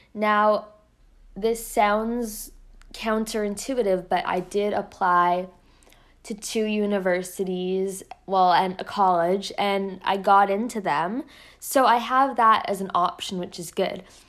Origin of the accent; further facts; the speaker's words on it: Canada; I'm Canadian